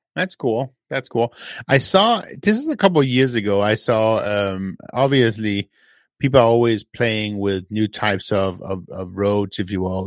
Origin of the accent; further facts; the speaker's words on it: Denmark; moved away; I'm from Denmark.